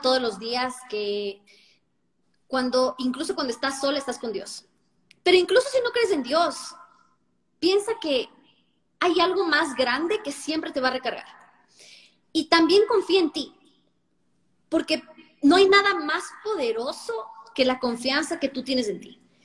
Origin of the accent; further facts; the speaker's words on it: Ecuador; moved away; also born or lived in Santo Domingo; mi país